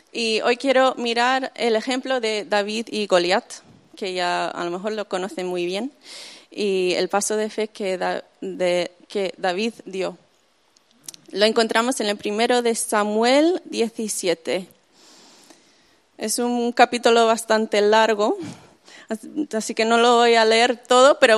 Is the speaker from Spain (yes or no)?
yes; Zaragoza, Aragon, Spain; accent: Spain; also born or lived in United States; Eh, y me crié ahí en España, en Zaragoza, para los que lo conocen.